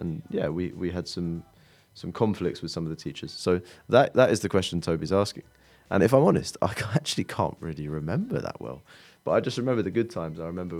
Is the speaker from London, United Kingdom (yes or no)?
yes; London, United Kingdom; we are from the Reformed Jewish community in North London